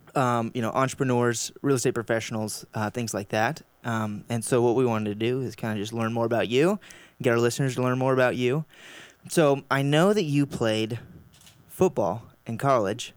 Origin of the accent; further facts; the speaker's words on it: Round Rock, Texas, United States; Matt and I grew up in Round Rock